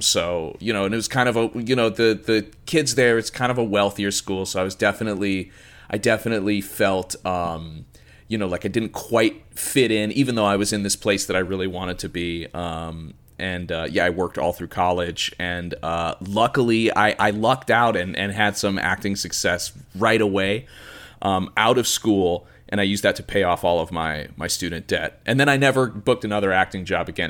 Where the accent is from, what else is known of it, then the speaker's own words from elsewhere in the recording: suburbs outside of Chicago, Illinois, United States; I grew up, uh, in the suburbs outside of Chicago